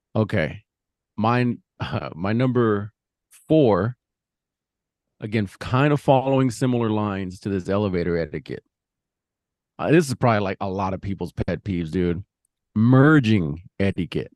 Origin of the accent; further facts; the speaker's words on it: New Mexico, United States; moved away; my hometown, New Mex